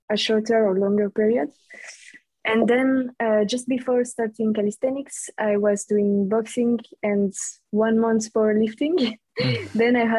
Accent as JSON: {"language": "English", "area": "French-speaking Switzerland", "region": "Romandy", "country": "Switzerland", "second_language": "English", "said": "I'm from Switzerland, from the French parts"}